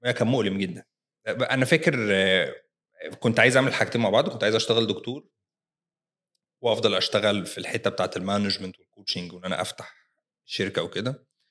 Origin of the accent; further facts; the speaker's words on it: Egypt; احنا كمصريين